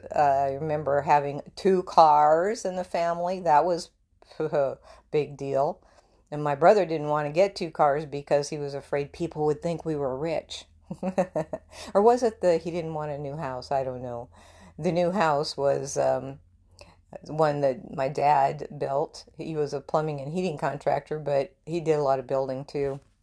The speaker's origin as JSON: {"language": "English", "town": "Murdo", "region": "South Dakota", "country": "United States", "tie": "born or raised there", "moved": "yes", "lives_now": "Texas, United States", "said": "I grew up in South Dakota"}